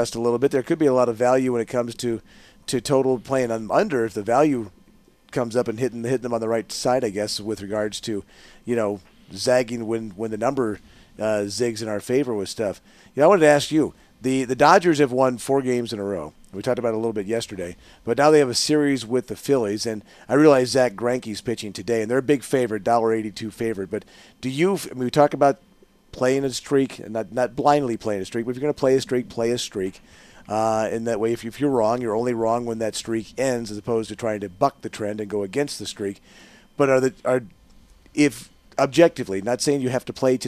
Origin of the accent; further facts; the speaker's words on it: St. Louis, Missouri, United States; moved away; also born or lived in Chicago; I grew up in St. Louis